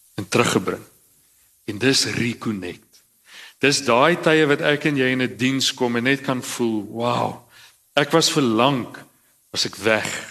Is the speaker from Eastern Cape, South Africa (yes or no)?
yes; Cradock, Eastern Cape, South Africa; ek kom uit Kraddock uit.